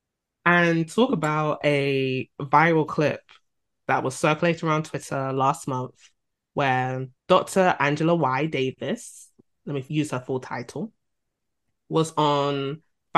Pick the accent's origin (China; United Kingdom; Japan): United Kingdom; I'm British